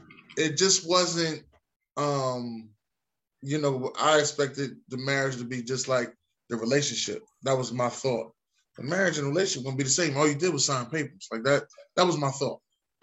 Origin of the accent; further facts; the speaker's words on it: Philadelphia, Pennsylvania, United States; from Philadelphia, North Philly.